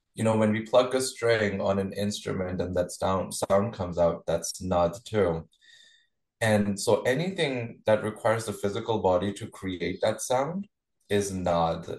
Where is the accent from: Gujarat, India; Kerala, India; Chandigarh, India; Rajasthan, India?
Chandigarh, India; I was born and raised in India. Uh, Chandigarh is the hometown where I was born.